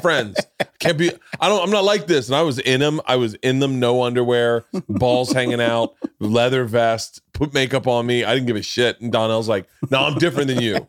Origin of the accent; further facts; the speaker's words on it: Florida, United States; I grew up in Florida